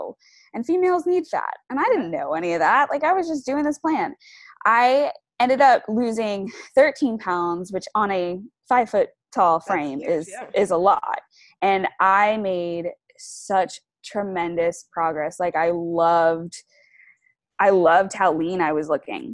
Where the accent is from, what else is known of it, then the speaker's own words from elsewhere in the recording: Long Island, New York, United States; moved away as an adult; also born or lived in Florida; I'm from Long Island, New York, and I went to school in Florida.